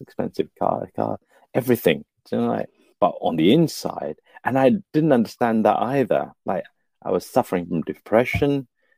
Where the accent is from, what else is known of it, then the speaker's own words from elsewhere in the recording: India; I'm Indian.